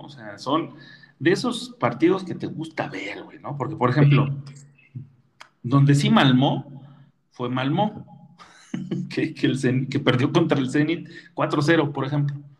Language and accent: Spanish; Mexico City, Mexico; Yo soy de San Pedro Jalpa, a buena ley.